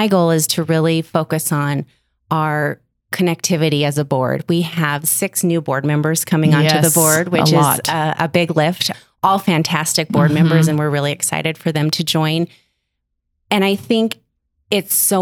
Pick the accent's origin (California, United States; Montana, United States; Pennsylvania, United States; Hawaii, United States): Montana, United States; Billings; I'm from Billings